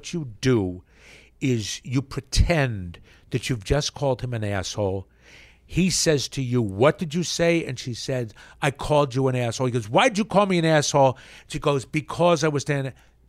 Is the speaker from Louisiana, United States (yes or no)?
no; Yardley, Pennsylvania, United States; also born or lived in Trenton, New Jersey; I grew up in Yardley, Pennsylvania. Well, born in Trenton